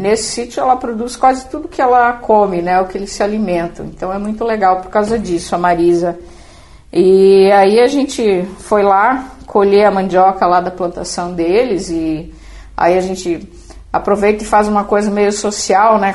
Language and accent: Portuguese; Itapiranga, Santa Catarina, Brazil; moved away; nós nascemos em Itapiranga, em Santa Catarina